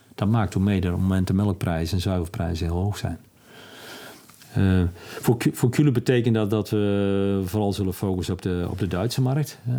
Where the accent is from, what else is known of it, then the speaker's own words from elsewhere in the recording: Netherlands; als Nederlanders